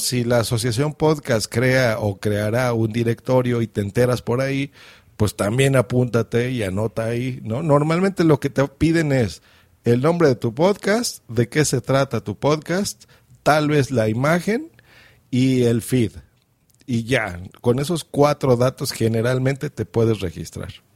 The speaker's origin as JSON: {"language": "Spanish", "country": "Mexico", "accent": "Mexican", "said": "yo estoy en México, se nota por mi acento."}